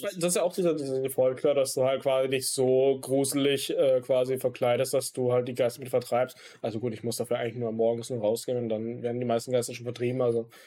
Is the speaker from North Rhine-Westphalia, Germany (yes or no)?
yes; North Rhine-Westphalia, Germany; da wo ich herkomme aus ähm, Deutschland, NRW